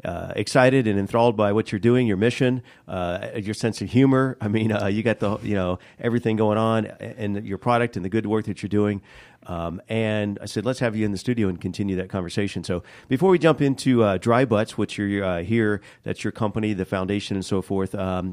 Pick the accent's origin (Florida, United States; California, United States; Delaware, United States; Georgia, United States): Florida, United States; Leesburg; In Leesburg, yeah. I usually say near Orlando.